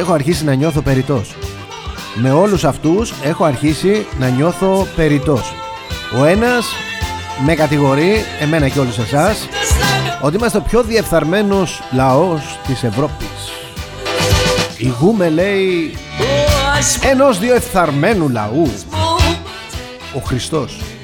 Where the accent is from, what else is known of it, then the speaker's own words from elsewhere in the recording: Greece; είμαστε Έλληνες.